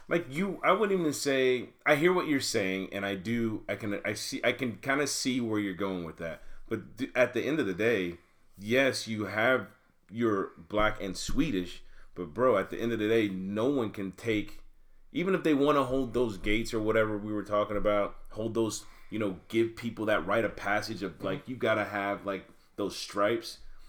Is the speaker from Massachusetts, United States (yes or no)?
no; North Carolina, United States; born there; I was born in North Carolina. I wasn't raised in North Carolina. I claim North Carolina when I go home.